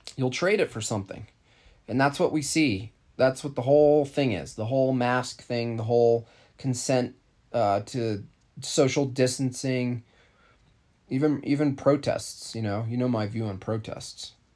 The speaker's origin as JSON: {"language": "English", "region": "New York", "country": "United States", "said": "I'm from New York State"}